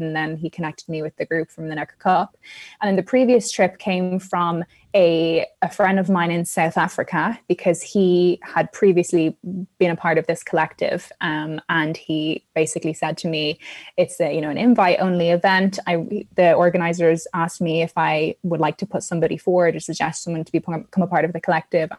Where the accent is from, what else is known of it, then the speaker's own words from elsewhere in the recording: Ireland; I'm Irish